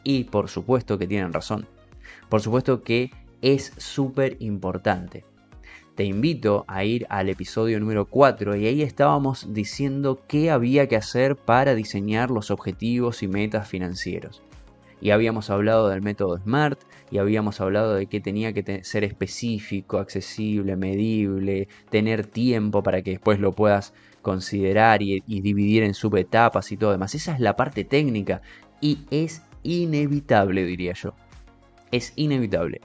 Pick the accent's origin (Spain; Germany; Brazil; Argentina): Argentina; Yo como argentino